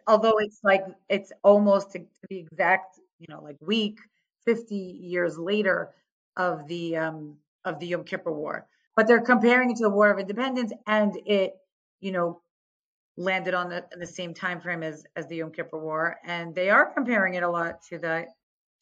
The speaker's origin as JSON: {"language": "English", "region": "New York", "country": "United States", "tie": "born or raised there", "also_born_or_lived": "Staten Island / Five Towns, Long Island", "moved": "as an adult", "lives_now": "Efrat, Israel", "said": "I grew up in New York. I am the oldest"}